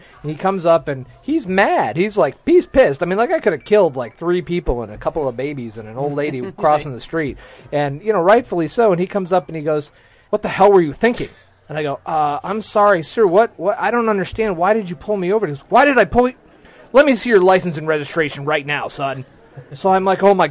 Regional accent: Ann Arbor, Michigan, United States; Ann Arbor, my hometown

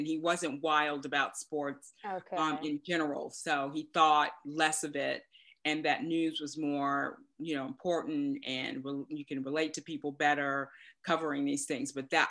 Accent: Dallas, Texas, United States; born there; I was born in Dallas before we started this crazy moving around for the military.

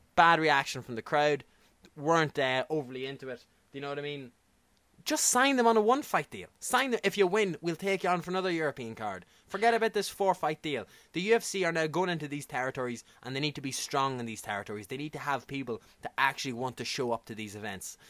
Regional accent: Ireland; accent: Irish; I'm an Irish media guy. I'm an Irish accent.

